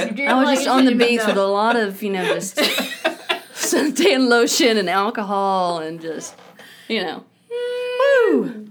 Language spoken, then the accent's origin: English; Little Rock, Arkansas, United States; accent: Southern; I'm from Arkansas, Little Rock.